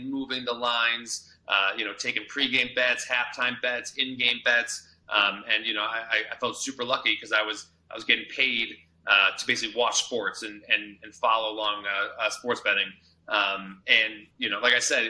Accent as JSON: {"language": "English", "town": "Chicago", "region": "Illinois", "country": "United States", "also_born_or_lived": "Tucson, Arizona", "moved": "as an adult", "lives_now": "Las Vegas, United States", "said": "I'm from Chicago originally"}